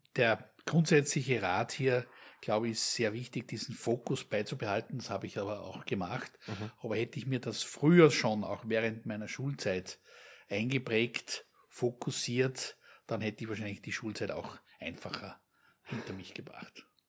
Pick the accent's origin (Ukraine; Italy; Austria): Austria; uns als, als Österreicher, hier als gelernte Österreicher